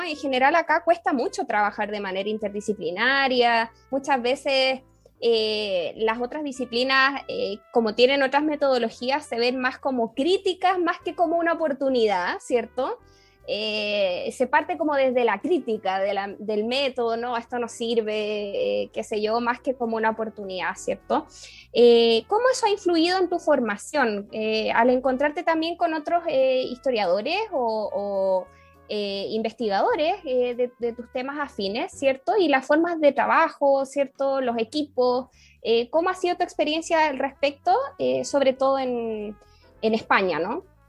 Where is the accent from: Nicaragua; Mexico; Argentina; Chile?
Chile